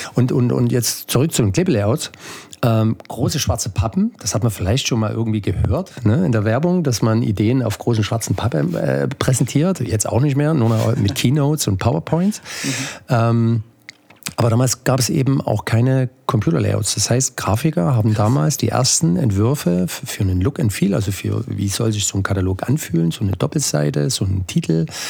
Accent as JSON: {"language": "German", "area": "Ore Mountains", "region": "Saxony", "country": "Germany", "also_born_or_lived": "Chemnitz", "moved": "yes", "said": "Ich stamme eigentlich aus, aus dem Erzgebirge"}